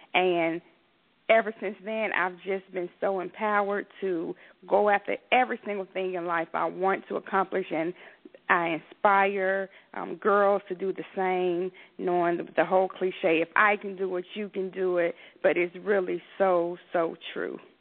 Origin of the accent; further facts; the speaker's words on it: Atlanta, Georgia, United States; I grew up in southwest Atlanta